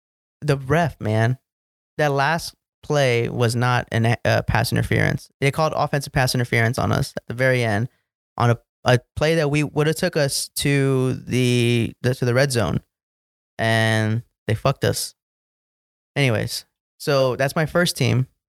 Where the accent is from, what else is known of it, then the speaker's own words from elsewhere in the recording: Texas, United States; So first team is Cowboys, obviously, because I grew up in Texas.